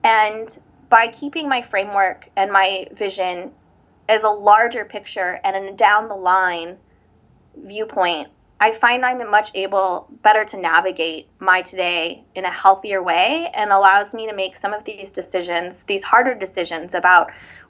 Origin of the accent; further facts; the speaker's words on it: Hawaii, United States; … is Hawaiian for …. I'm Hawaiian. Actually, our wedding is going to be in Oahu in February.